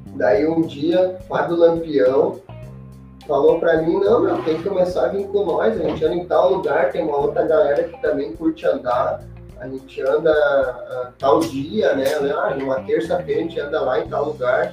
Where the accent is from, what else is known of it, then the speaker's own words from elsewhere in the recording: Novo Hamburgo, Rio Grande do Sul, Brazil; eu sou de Novo Hamburgo